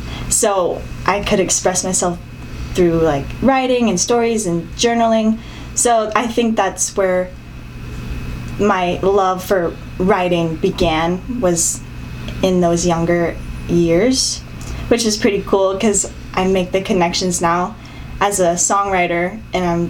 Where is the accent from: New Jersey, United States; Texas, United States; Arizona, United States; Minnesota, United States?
Arizona, United States; Tempe; I was born and raised in Arizona, Tempe